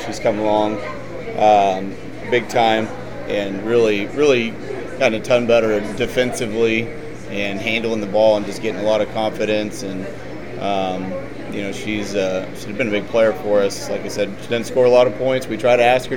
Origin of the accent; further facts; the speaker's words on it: Hickory County, Missouri, United States; I grew up in Hickory County